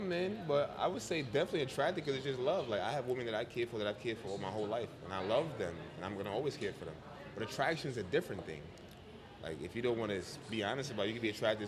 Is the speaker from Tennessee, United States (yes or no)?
no; New York City, New York, United States; also born or lived in Jamaica; from Jamaica, born in Jamaica, raised in the Bronx